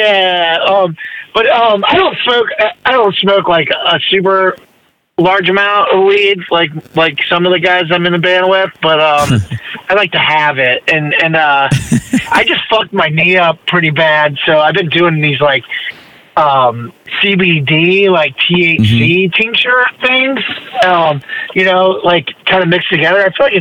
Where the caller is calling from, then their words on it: Florida, United States; Yeah, I'm in front of the weed store right now, actually.